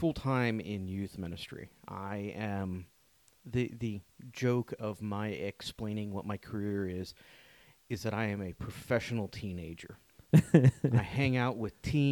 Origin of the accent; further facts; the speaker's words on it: Pittsburgh, Pennsylvania, United States; moved away as an adult; now in Central Pennsylvania, United States; I'm from Pittsburgh, so I'm a Steelers fan.